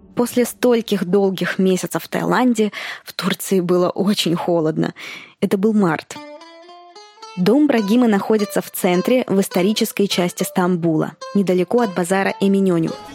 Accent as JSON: {"language": "Russian", "region": "Moscow", "country": "Russia", "tie": "born or raised there", "moved": "as an adult", "lives_now": "Thailand", "said": "Я родилась и выросла в Москве."}